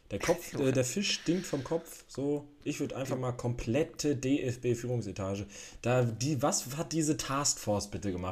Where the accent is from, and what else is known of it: Germany